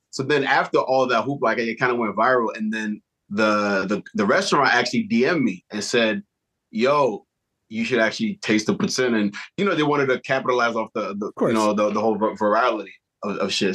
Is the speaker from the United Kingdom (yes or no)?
no; Montreal, Quebec, Canada; being from Montreal. So one, we're Canadian